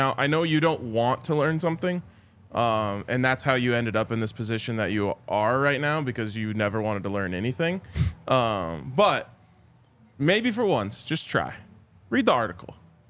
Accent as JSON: {"language": "English", "town": "Boulder", "region": "Colorado", "country": "United States", "tie": "born or raised there", "said": "I grew up in Boulder. I went to CU. I love those two places dearly."}